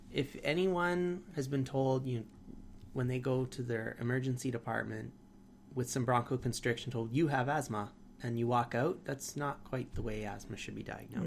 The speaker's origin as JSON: {"language": "English", "country": "Canada"}